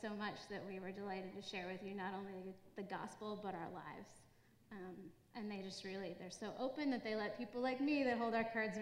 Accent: New England, United States; moved away as an adult; now in Virginia, United States; I'm from New England, so I'm not a Virginian.

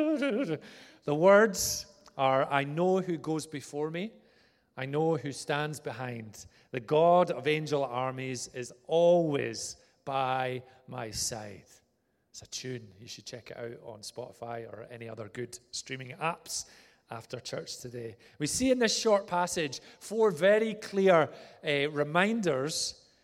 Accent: Vale of Leven, Scotland, United Kingdom; also born or lived in Inverness; of my child years were spent in a place called Vale of Leven near Loch Lomond

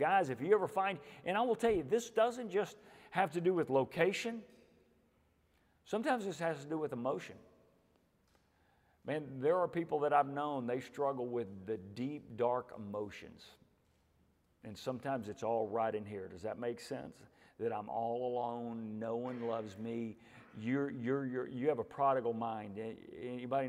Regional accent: Houston, Texas, United States; I'm from the Houston area

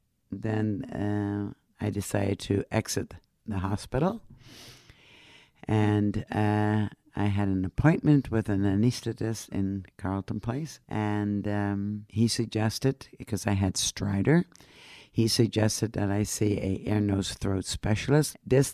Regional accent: Netherlands; now in Canada; Originally, I immigrated from Holland. I'm a mother, three children, married, was a nurse. I am now retired, and of course, a smoker.

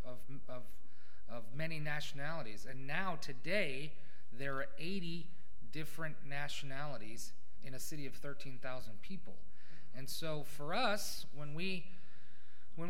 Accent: United States; moved away as an adult; now in Neutraubling, Germany; I'm from America

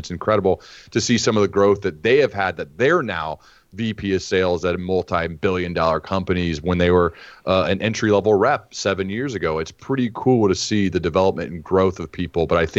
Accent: Dayton, Ohio, United States; I'm from Dayton, Ohio. That's where they had their bicycle shop, and that's where they started building their flying machine.

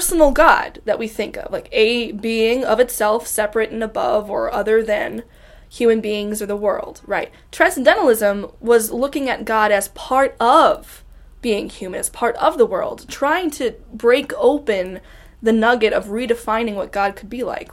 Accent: Ohio, United States; born and raised in Ohio

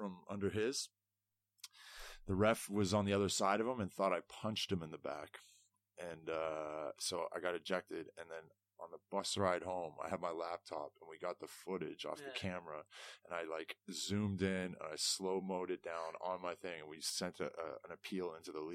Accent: Toronto, Ontario, Canada; moved away as an adult; now in Sheffield, United Kingdom; I come from Toronto, which is like a huge city.

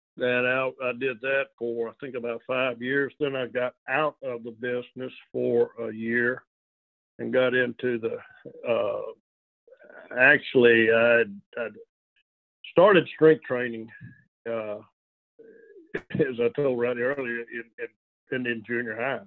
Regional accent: El Dorado, Arkansas, United States; moved away as an adult; now in Monroe, United States; born and raised in El Dorado, Arkansas

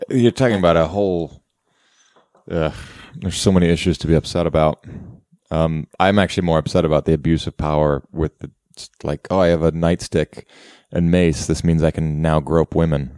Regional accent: Cleveland, Ohio, United States; the Cleveland Browns, my hometown football team.

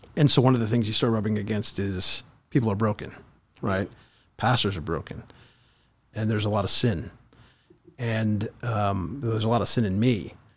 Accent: Kingwood, Texas, United States; I grew up here in, uh, Southeast Texas, uh, Lake Houston, Kingwood, Humble area

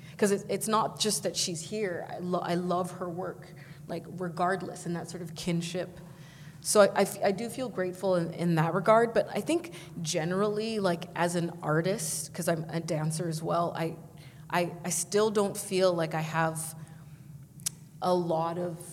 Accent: Vancouver, British Columbia, Canada; moved away as an adult; now in Toronto, Canada; I grew up in Vancouver, but I came here to uh, do African studies at U of T.

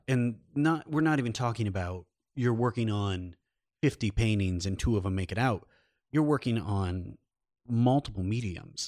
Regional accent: Iowa, United States; also born or lived in New York City; now in Los Angeles, United States; we both grew up in rural, rural areas. I'm, I'm from Iowa

